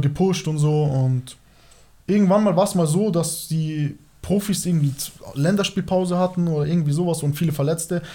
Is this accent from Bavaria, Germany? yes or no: yes; Moosach?, Bavaria, Germany; Ich bin in Norbing aufgewachsen